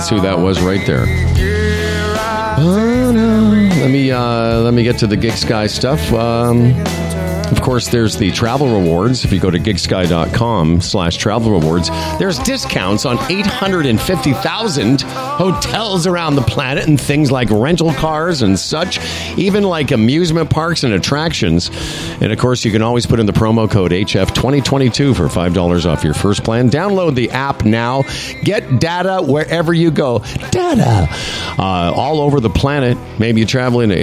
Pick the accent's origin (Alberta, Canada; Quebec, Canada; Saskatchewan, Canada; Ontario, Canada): Saskatchewan, Canada; Moose Jaw; I'm from Moose Jaw, Saskatchewan